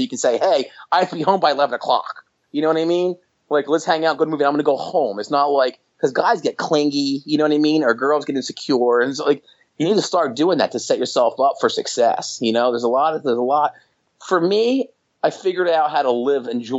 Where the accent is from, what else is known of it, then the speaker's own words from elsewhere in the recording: outside of Atlantic City, New Jersey, United States; I grew up outside of Atlantic City